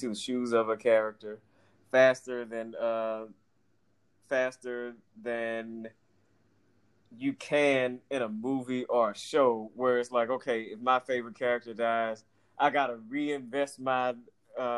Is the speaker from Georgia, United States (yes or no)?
yes; Atlanta, Georgia, United States; growing up in Atlanta